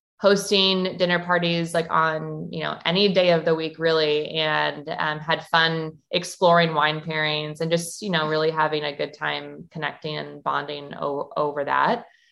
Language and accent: English; Milwaukee, Wisconsin, United States; moved away as an adult; also born or lived in Arizona; I'm from Milwaukee, Wisconsin